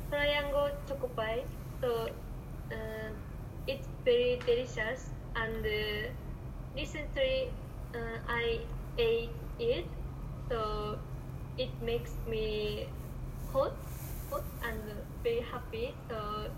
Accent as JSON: {"language": "English", "region": "Yamagata", "country": "Japan", "second_language": "English", "said": "It's because I'm from Yamagata, and so there isn't big shopping mall in there, but there is only Ion Mall near my house"}